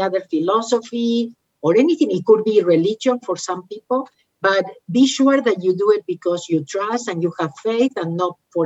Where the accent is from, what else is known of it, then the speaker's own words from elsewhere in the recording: Argentina; moved away; I am from Argentina